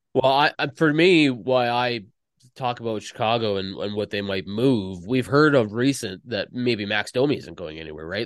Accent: Canada; I'm Canadian

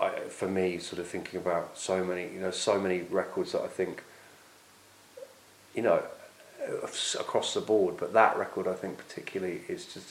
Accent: Oxford, South East England, United Kingdom; where I grew up in Oxford

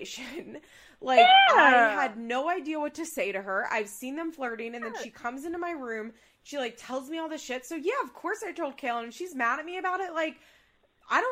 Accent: Pennsylvania, United States; now in Florida, United States; I live in Florida, you know, and I'm from Pennsylvania.

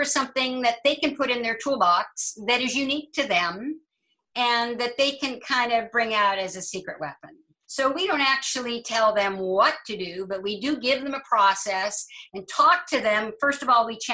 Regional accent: Halifax, Nova Scotia, Canada; I was born in Halifax.

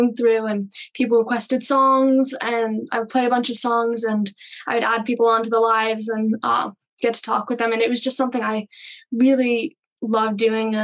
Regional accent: Pennsylvania, United States; I'm from Pennsylvania. And I grew up hearing a ton of music around my house

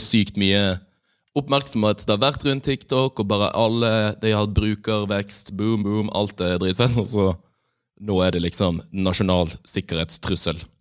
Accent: Bergen, Vestland, Norway; now in Oslo, Norway; har vært hjemme i Bergen

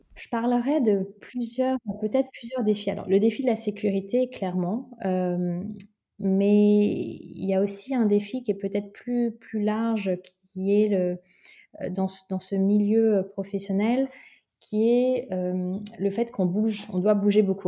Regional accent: Sceaux, Île-de-France, France; also born or lived in London; J'ai grandi en région parisienne, à 20 minutes euh, de, Paris, dans une ville qui s'appelle Sceaux

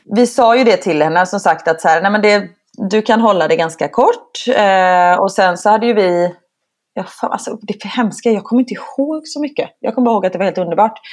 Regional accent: Gothenburg, Västra Götaland, Sweden; moved away; also born or lived in Stockholm; jag kommer från Göteborg

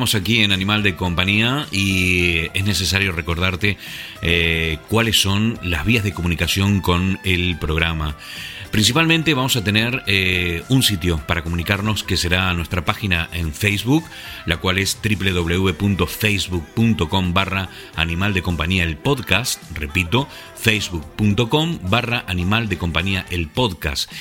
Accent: Argentina; moved away as an adult; also born or lived in La Gomera, Canary Islands, Spain / Asturias, Spain; now in England, United Kingdom; Nací en Argentina, pero a los 30 años me fui a vivir a una isla muy pequeñita y muy hermosa llamada La Gomera, en las Islas Canarias.

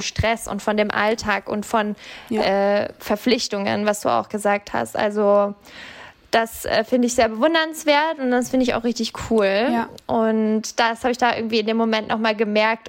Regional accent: Bavaria, Germany; moved away; also ich komme ja ursprünglich aus Bayern

